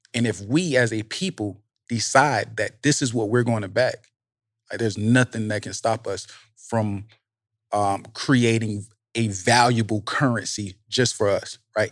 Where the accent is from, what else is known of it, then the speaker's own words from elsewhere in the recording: Savannah, Georgia, United States; I grew up in Savannah, right? So I'm from the projects